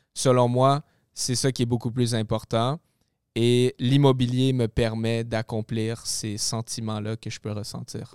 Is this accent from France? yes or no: no; Gatineau, Quebec, Canada; moved away as an adult; now in Laval, Canada; je suis déménagé de ma ville natale, Gatineau, Ottawa, et je suis rendu euh, dans le coin de Laval.